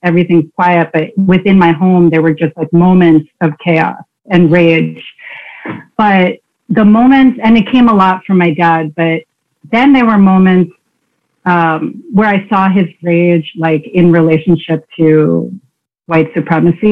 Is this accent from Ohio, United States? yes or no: no; Queens, New Jersey, United States; I was born in Queens. You know, so not, I wasn't born in the suburbs. And then at some point we moved to New Jersey to like a quiet, very white suburb